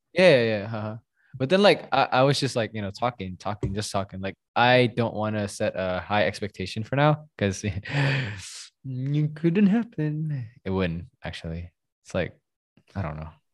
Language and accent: English; Surabaya, East Java, Indonesia; I am from Surabaya